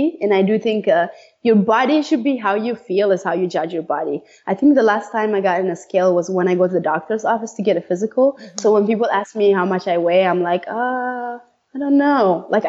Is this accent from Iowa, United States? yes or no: yes; Iowa, United States; I grew up in Iowa, so that helps.